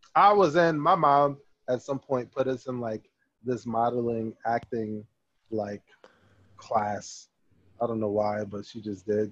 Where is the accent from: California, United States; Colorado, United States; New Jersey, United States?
New Jersey, United States; Trenton; I'm from Trenton